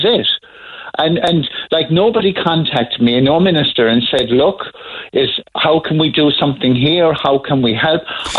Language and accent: English; Douglas, Munster, Ireland; No, I'm from Douglas.